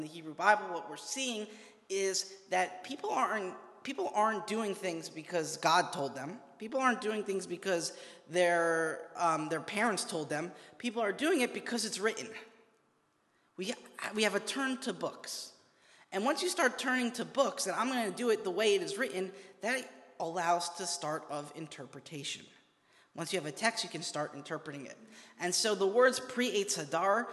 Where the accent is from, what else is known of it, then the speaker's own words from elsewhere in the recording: New York, United States; I'm from New York